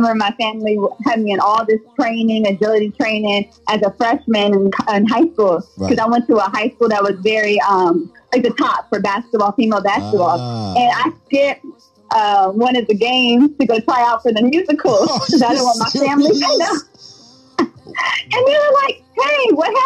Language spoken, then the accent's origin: English; Virginia, United States; I'm from Virginia